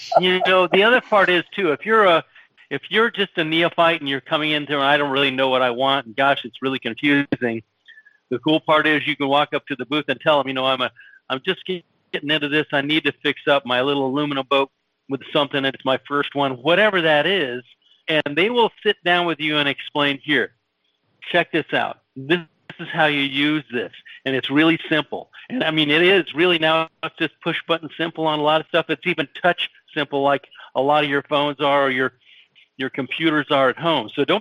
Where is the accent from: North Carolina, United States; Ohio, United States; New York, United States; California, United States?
California, United States; Los Angeles; his brother went to Van Nuys High with me